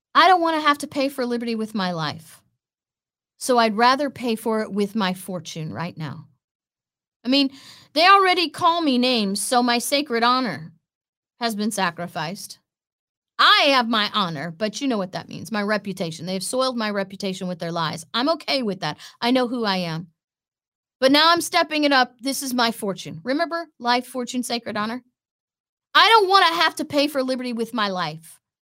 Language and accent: English; Florida, United States; a satellite office in my hometown